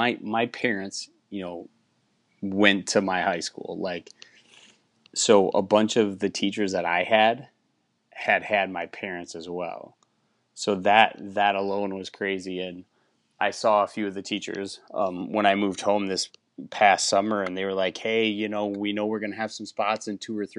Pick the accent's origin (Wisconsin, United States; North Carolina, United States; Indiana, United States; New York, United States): Wisconsin, United States; the town I grew up in Wisconsin, only has like 2,000 people